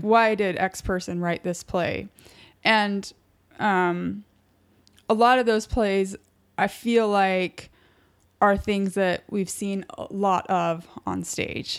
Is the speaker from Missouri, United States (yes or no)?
no; Utah, United States; now in New York, United States; I'm from Utah